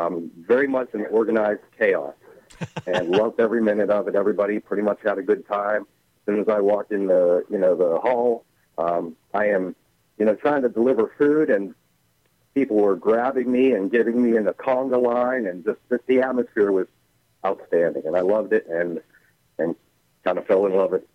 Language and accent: English; Natrona Heights, Pennsylvania, United States; I actually grew up in Natron Heights, pretty much right on the border between Allegheny County and Butler County. My house was in Allegheny County. And my garden was in Butler County. Fawn Township is actually the name of the place.